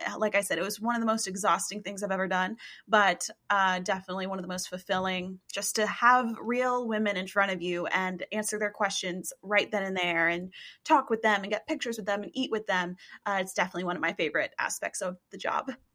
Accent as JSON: {"language": "English", "region": "East Tennessee", "country": "United States", "said": "I am a girl from East Tennessee"}